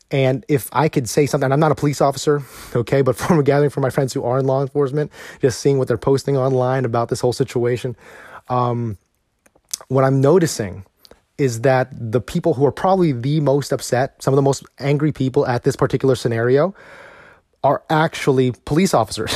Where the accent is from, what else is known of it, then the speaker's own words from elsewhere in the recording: United States; as a husband, as a father, as an American